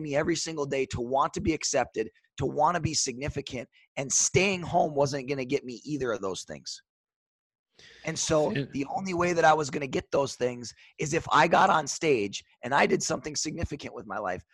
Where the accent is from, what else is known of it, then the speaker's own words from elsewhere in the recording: Superior, Wisconsin, United States; also born or lived in Duluth, Minnesota; grew up in a uh, small town. I guess relative small town is kind of relative. Twenty eight thousand people, Superior, Wisconsin.